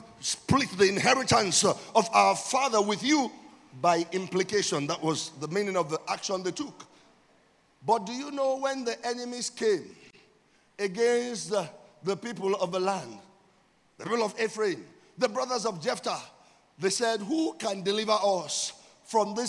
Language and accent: English; Nigeria